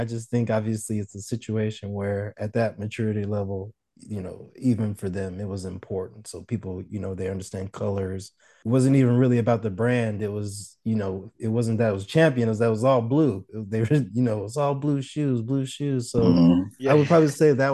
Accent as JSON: {"language": "English", "region": "Arizona", "country": "United States", "tie": "born or raised there", "also_born_or_lived": "St. Louis, Missouri", "said": "Born in St. Louis, Missouri. Came to Arizona when I was very, very young"}